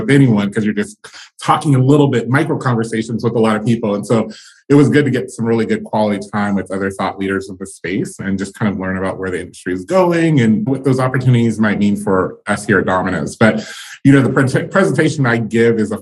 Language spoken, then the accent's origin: English; Charlotte, North Carolina, United States; also born or lived in Greensboro, North Carolina; I grew up in Charlotte, North Carolina